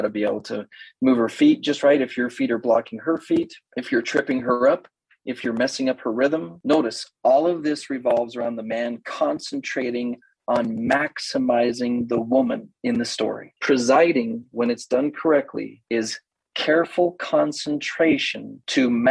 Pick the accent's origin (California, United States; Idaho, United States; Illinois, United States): Idaho, United States; I'm from Idaho, a little bit of a knuckle dragger, wrestled seriously through high school